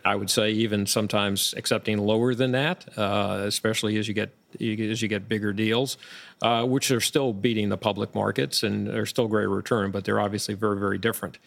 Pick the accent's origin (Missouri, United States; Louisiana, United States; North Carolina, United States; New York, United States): New York, United States; Long Island; moved away as an adult; now in Florida, United States; I grew up, uh, not too far from where we are right now, outside of Manhattan on Long Island, and was here for, as, as I got through high school